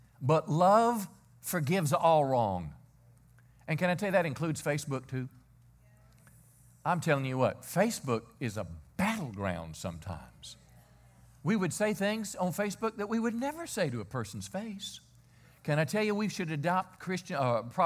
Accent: Mississippi, United States; I'm 59. I was raised in Mississippi.

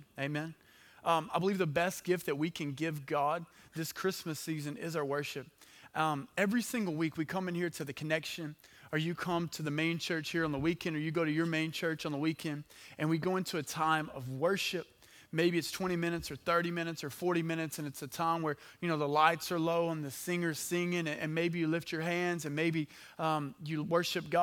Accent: Hooks, Texas, United States; I'm from Hooks

